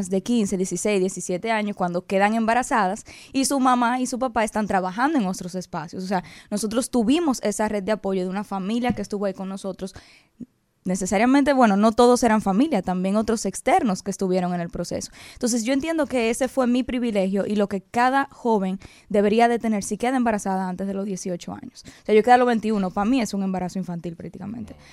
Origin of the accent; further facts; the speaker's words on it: Dominican Republic; nosotros como dominicanos por el cambio lo vamos a respaldar.